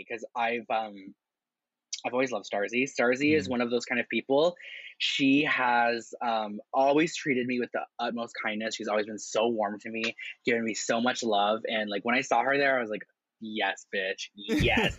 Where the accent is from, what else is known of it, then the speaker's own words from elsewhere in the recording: Windsor, Ontario, Canada; now in Toronto, Canada; I was living in Windsor, Ontario, which is like a cute little city. It's my hometown